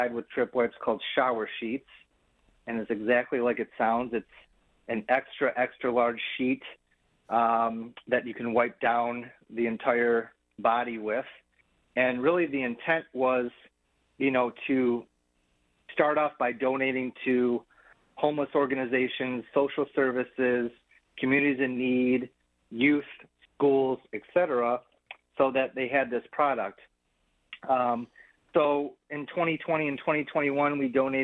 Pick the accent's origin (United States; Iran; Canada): United States; Detroit, Michigan; I'm born and raised in Detroit. I do my business in Detroit. I live in Detroit with my family